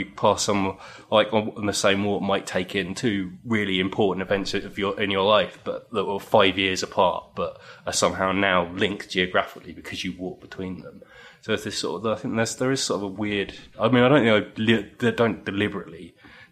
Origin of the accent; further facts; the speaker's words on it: Chichester, South East England, United Kingdom; now in London, United Kingdom; I grew up in Chichester on the south coast